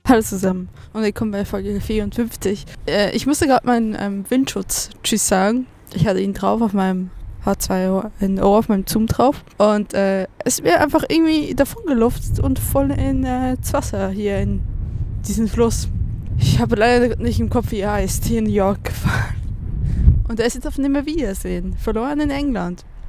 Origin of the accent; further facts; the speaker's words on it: Switzerland; now in Germany; ich als Schweizerin